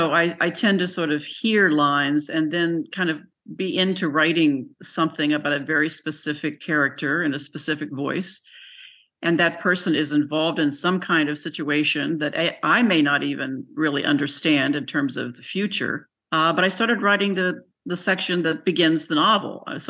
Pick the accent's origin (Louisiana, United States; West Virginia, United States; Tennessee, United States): West Virginia, United States; Buckhannon; moved away; I grew up in Buchanan, so that's 20 minutes, you know, from Weston